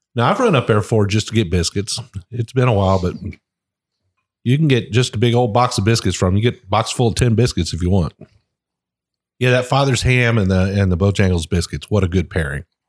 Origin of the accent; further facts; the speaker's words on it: Ohio, United States; I'm from Ohio. I mean, I I grew up eating biscuits.